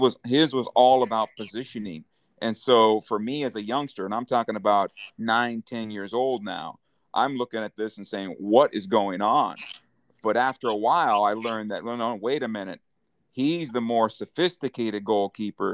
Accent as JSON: {"language": "English", "town": "San Diego", "region": "California", "country": "United States", "tie": "born or raised there", "said": "I grew up in San Diego"}